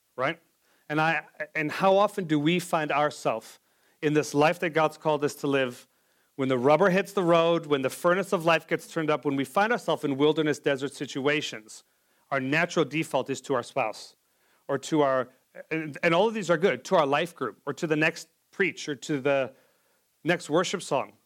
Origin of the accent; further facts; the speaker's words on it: South Africa; moved away; I'm from South Africa as well